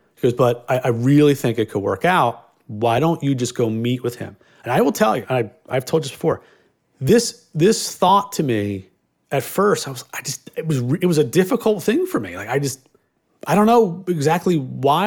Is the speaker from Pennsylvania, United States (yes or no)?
yes; Philadelphia, Pennsylvania, United States; I grew up in Northeast Philadelphia, all f, cops and firemen